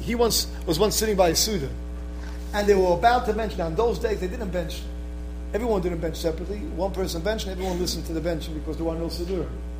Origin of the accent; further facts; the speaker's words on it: Israel; moved away; No one came to my defense because no one knew me. I came from Israel. No one knew me. I'm a new person over here.